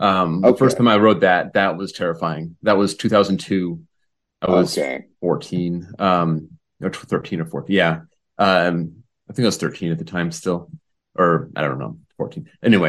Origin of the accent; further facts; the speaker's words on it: Santa Clarita, California, United States; moved away as an adult; now in Tulsa, United States; I grew up in Santa Clarita, which is just, it's the same town that Magic Mountain's in.